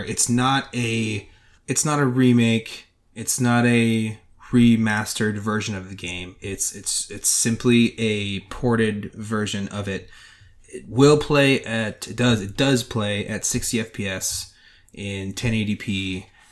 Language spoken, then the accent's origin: English; Ohio, United States; we're from Ohio